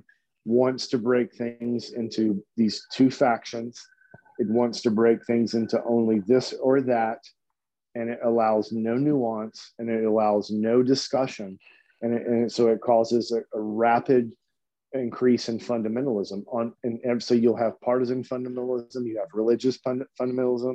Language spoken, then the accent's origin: English; Louisiana, United States; moved away; also born or lived in Texas; I grew up in Louisiana, so it was just so hot and so humid